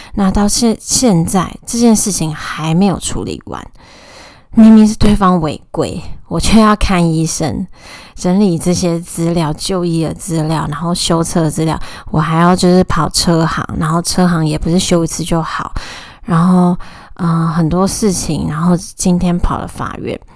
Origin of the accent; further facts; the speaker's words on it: Taoyuan, Taiwan; moved away as an adult; also born or lived in Tainan; now in Taipei, Taiwan; 我是桃园人，大学四年，还有毕业后两年，总共六年都在台南生活